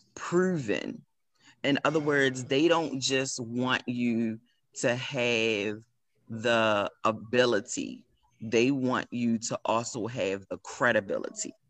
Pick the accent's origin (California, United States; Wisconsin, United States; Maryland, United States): Maryland, United States; Baltimore; I am proud to be from Baltimore